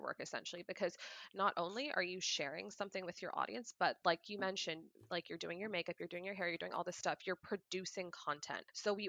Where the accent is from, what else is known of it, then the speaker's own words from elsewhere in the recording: Pakistan; Yeah, so I, like, I'm Pakistani, and traditionally Pakistani people have a whole lot of kids.